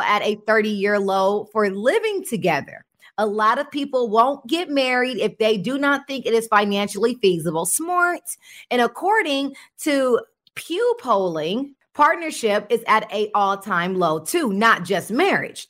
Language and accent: English; West Coast, United States; I'm from the West Coast.